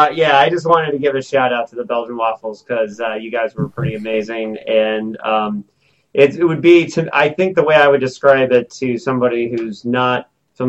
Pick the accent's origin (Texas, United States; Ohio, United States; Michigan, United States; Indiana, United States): Indiana, United States; Bloomington; Bloomington, Indiana, my hometown.